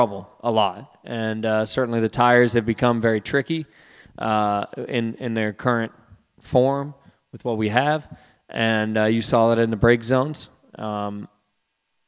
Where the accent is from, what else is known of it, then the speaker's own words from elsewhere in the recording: Midwest, United States; growing up in the Midwest